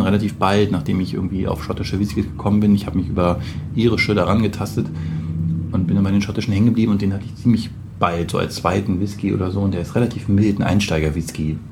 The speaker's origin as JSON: {"language": "German", "town": "Braunschweig", "region": "Lower Saxony", "country": "Germany", "tie": "born or raised there", "also_born_or_lived": "Hamburg area", "moved": "yes", "said": "aus meiner Heimatstadt Braunschweig"}